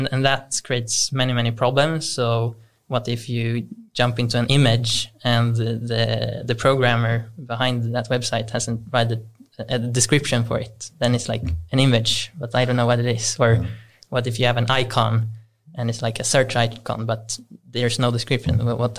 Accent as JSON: {"language": "English", "town": "Stockholm", "region": "Stockholm County", "country": "Sweden"}